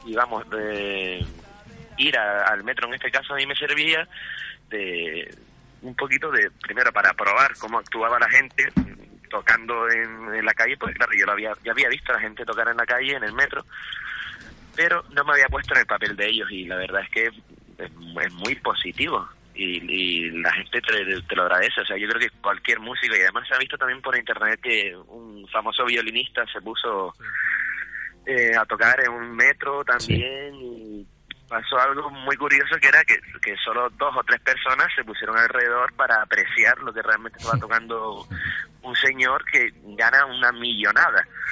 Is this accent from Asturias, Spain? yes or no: no; San Lorenzo, Canary Islands, Spain; also born or lived in La Laguna, Tenerife / Madrid; Yo soy de aquí de Gran Canaria